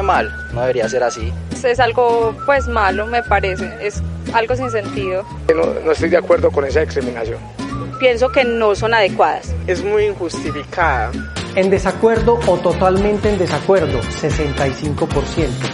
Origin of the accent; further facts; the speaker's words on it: Paisa region, Colombia; los paisas que conocemos lo que es ser rechazados